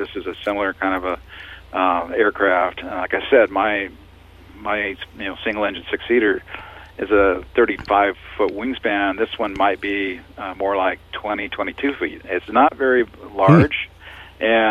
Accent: Lompoc, California, United States; now in Paso Robles, United States; I'm from Lompoc originally

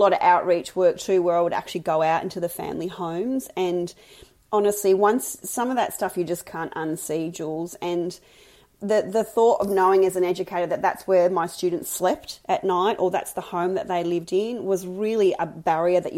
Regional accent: Mildura, Victoria, Australia; I grew up in Mildura, a big country town on the Murray River.

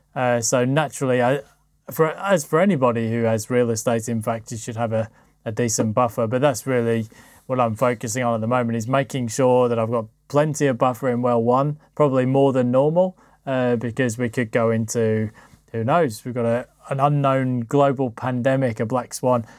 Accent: United Kingdom; being a Brit

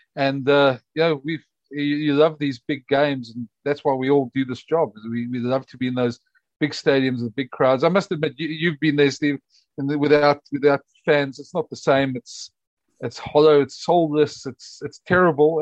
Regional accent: South Africa; as a South African

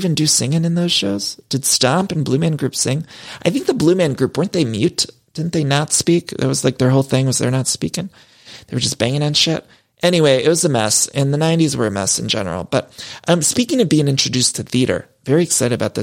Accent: Ohio, United States; when I was growing up in Ohio

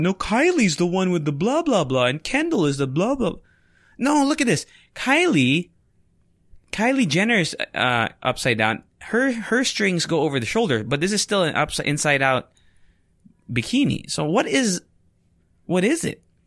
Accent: Philippines

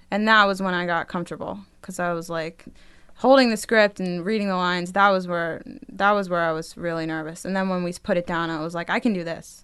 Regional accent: Delaware, United States; also born or lived in Wilmington, Delaware / Astoria, Queens, New York; now in New York, United States; I grew up in Delaware

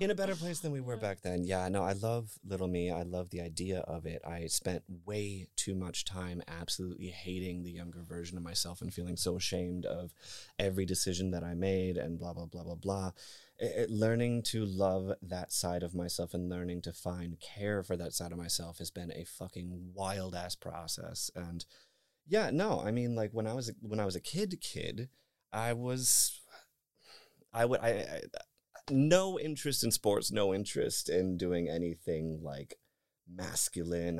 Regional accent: northern Michigan, United States; moved away; I am from Michigan. I am from, I am from, uh, northern Michigan, actually, deep, deep in the country.

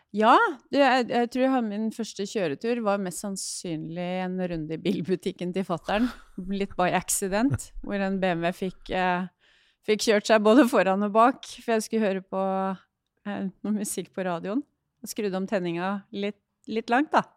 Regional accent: Hamar, Innlandet, Norway; jeg er oppvokst eh, på Hamar

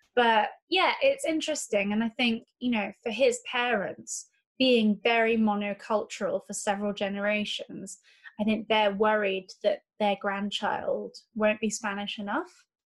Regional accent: Geneva, Switzerland; growing up in Geneva

